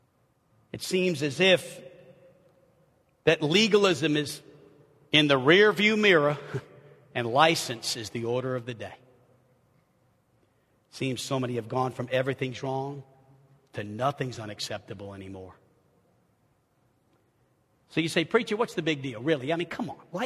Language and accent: English; New Orleans, Louisiana, United States; now in Arkansas, United States; I'm from New Orleans